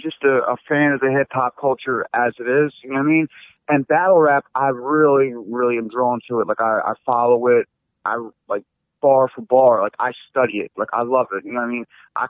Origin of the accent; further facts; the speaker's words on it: Philadelphia, Pennsylvania, United States; I'm from the Northeast, Oxford Circle.